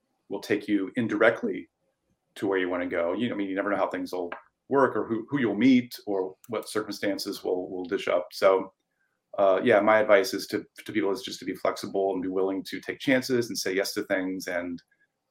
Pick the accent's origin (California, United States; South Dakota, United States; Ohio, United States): Ohio, United States; moved away as an adult; now in Portland, United States; my hometown in Ohio